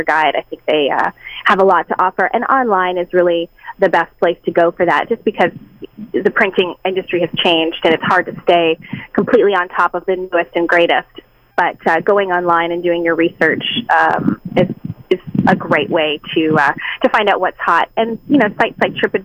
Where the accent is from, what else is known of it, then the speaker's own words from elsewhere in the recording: Canada; I'm Canadian